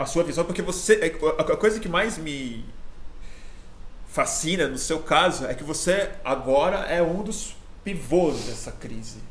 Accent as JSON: {"language": "Portuguese", "country": "Brazil", "said": "como brasileiro viciado em mídia estrangeira"}